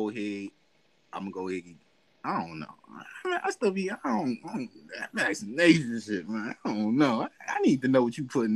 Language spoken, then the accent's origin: English; United States; that goes against my rights as an American.